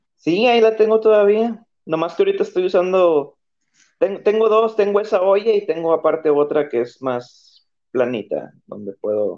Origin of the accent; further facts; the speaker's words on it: Tijuana, Baja California, Mexico; yo soy de Tijuana